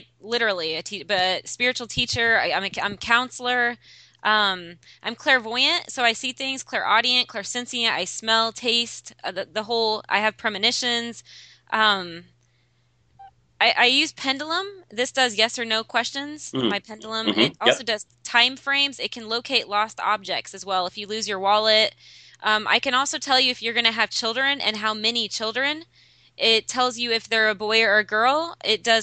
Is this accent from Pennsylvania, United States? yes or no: no; Southern Indiana, United States; moved away as an adult; also born or lived in Burlington, Vermont; now in Vermont, United States; I'm actually from Indiana. I spent, Southern Indiana, I spent 22 years there. I grew up in Indiana.